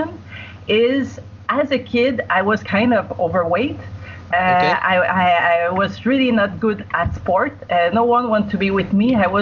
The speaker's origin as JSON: {"language": "English", "region": "Quebec", "country": "Canada", "also_born_or_lived": "United Arab Emirates", "moved": "as an adult", "lives_now": "Singapore", "said": "I'm from Quebec. It's where my accent is"}